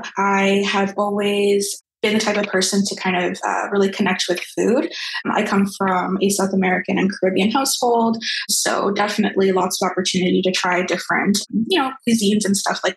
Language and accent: English; Brampton, Ontario, Canada; now in Toronto, Canada; I currently reside in Toronto. Originally, I'm from Brampton, pretty much where I grew up.